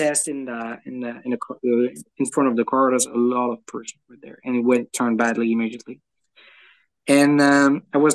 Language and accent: English; France; accent: French; English is a second language; with my French accent